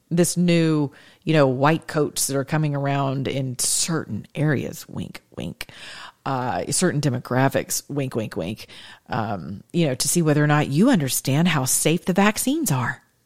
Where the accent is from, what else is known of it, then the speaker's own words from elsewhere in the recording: the South, United States; I'm from the South